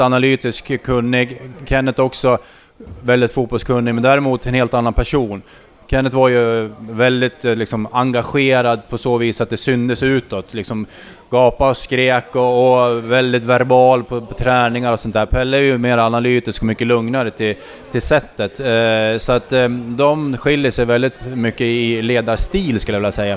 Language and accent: Swedish; Skutskär, Uppsala County, Sweden; moved away; also born or lived in Västerås / Gävle; jag är från Skutskär från början